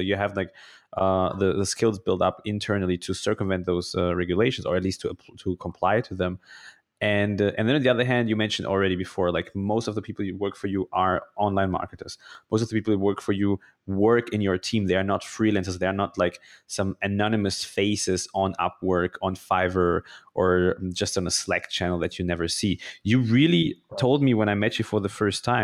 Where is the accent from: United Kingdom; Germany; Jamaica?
Germany; I grew up in Germany